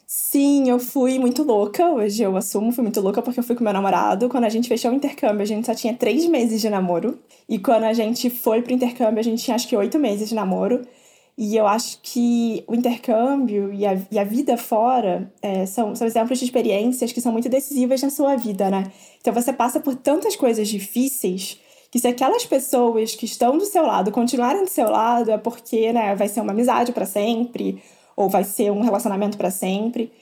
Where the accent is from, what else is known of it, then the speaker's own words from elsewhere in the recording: interior of Rio de Janeiro state, Brazil; moved away as an adult; also born or lived in São Paulo; now in United States; eu sou do interior, sou do interior do Rio.